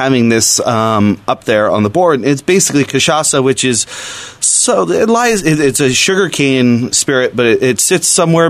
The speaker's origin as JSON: {"language": "English", "country": "Brazil", "moved": "yes", "said": "I'm from Brazil."}